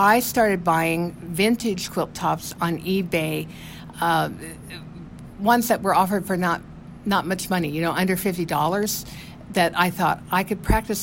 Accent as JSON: {"language": "English", "region": "Nebraska", "country": "United States", "tie": "born or raised there", "said": "I grew up in Nebraska, and then I married a Nebraska farmer and raised a little group of kids there in Nebraska on the farm"}